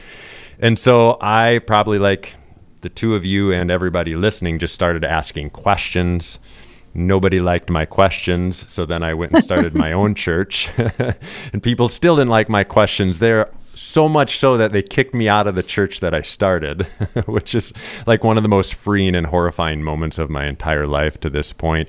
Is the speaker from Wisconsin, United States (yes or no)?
yes; Wisconsin, United States; accent: Wisconsin; I represent diversity with the Desert Voices crowd because I'm from Wisconsin